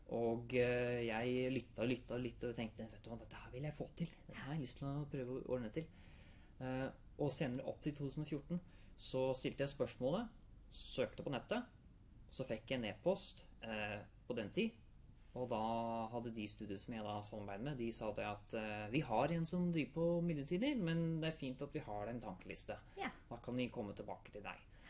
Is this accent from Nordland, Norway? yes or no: no; Hamar, Innlandet, Norway; Jeg er 26 år, jeg kommer fra Hamar